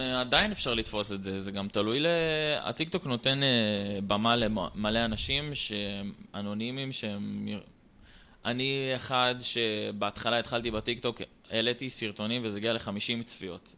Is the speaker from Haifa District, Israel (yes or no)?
yes; Haifa, Haifa District, Israel; גר בקריית חיים, עכשיו אני בצבא, בן 21. בתיכון, כאילו, תיכון עירוני מקיף קריית חיים למדתי